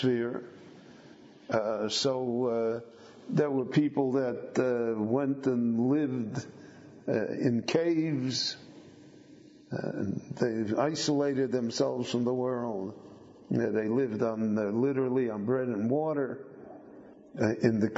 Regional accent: Chicago, Illinois, United States; When I grew up in Chicago, I knew maybe five families that owned their own home.

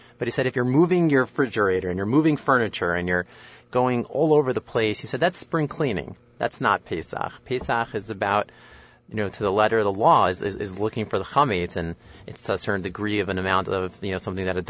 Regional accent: Suffern, New York, United States; I grew up in Muncie, New York, technically Suffern.

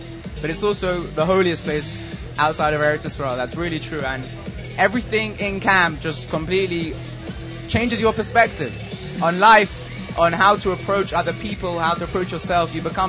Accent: London, United Kingdom; From London, England.

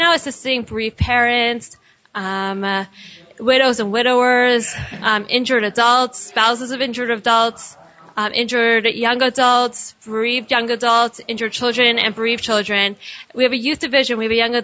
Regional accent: Pittsburgh, Pennsylvania, United States; now in Israel; I'm from Pittsburgh

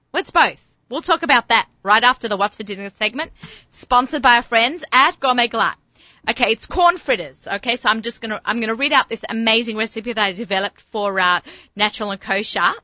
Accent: Australia; moved away; growing up in Australia

